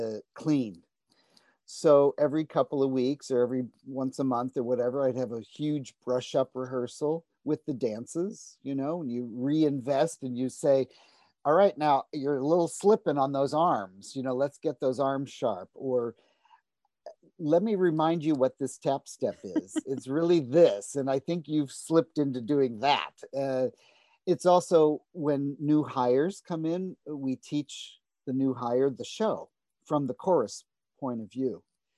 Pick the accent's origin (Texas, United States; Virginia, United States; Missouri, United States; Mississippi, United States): Missouri, United States; St. Louis; moved away; I said, I'm from St. Louis.